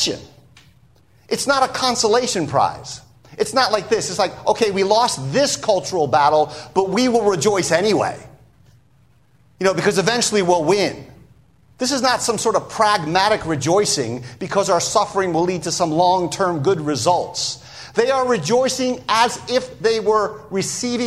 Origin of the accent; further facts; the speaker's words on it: United States; being an American